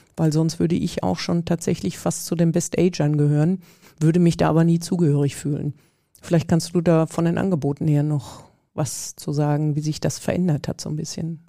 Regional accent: Bad Sassendorf, North Rhine-Westphalia, Germany; Ich bin hier in der Gemeinde Bad Sassendorf aufgewachsen, mit dem Kirchturm groß geworden

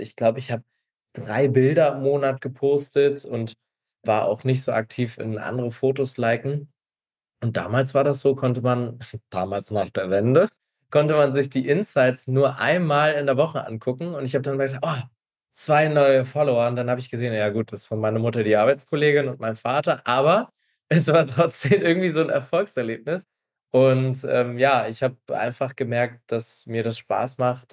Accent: Stralsund, Mecklenburg-Vorpommern, Germany; moved away as an adult; now in Berlin, Germany; ich bin ein Ostseekind. Ich bin in Straßen groß geworden, also da, wo man FKK an der Ostsee noch ganz groß schreibt

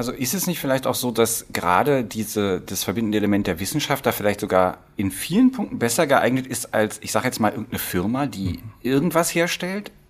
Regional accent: Potsdam, Brandenburg, Germany; selbst ich äh, in, äh, als Potsdamer und äh, äh, Ostdeutscher, ähm, äh, geht meine Augenbraue geht mitunter auch hoch, wenn man Ortsnamen wie Hoyerswerda hört.

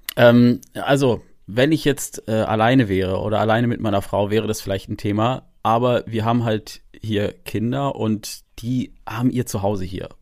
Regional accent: Freiburg, Baden-Württemberg, Germany; moved away; ich komme ja eigentlich aus Freiburg, ich bin gebürtiger Freiburger

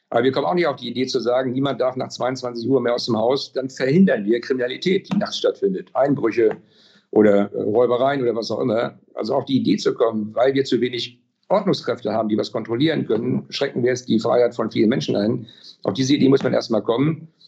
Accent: Schleswig-Holstein, Germany; Sie wissen ja, ich komme aus Schleswig-Holstein

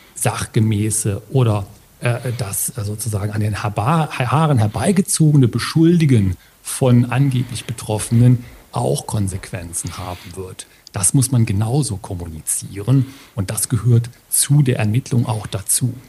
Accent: Ruhr area, North Rhine-Westphalia, Germany; bei uns im Ruhrgebiet

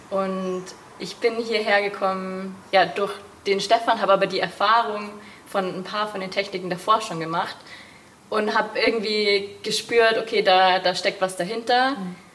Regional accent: Rosenheim, Bavaria, Germany; moved away; Ich komme ursprünglich aus Rosenheim, also Raum München, die Gegend.

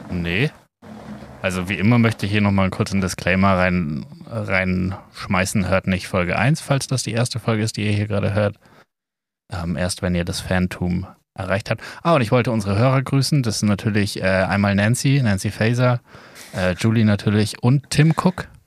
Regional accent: Bavaria, Germany; accent: Bavarian; ja, das also, hätte ich jetzt auch nicht geglaubt. Ja. Weil normalerweise glaube ich, ja, dass unser bayerisch eigentlich so ziemlich genau das Richtige ist.

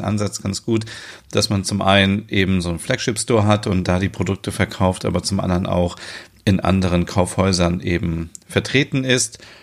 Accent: Germany; bei uns in Deutschland zum Beispiel, in Frankfurt

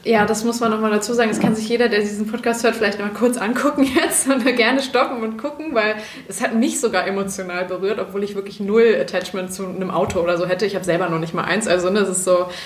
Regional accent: Bergisches Land, North Rhine-Westphalia, Germany; ich bin im Bergischen Land aufgewachsen

